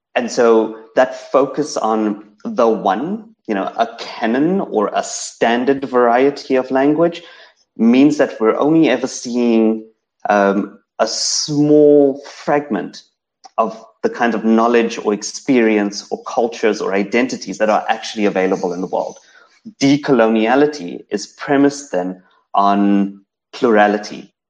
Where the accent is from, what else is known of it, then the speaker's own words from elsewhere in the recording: South Africa; first language English; as a South African Indian growing up in South Africa, um, my accent, my the the fact that I speak standard English, that I that I am a monolingual English speaker